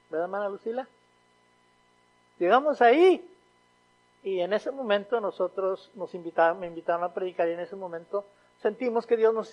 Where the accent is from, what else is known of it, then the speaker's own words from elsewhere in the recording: Mexico; moved away as an adult; allá por 1996, mi esposa, mi hija Abigail y yo llegamos a esta ciudad, viniendo de México.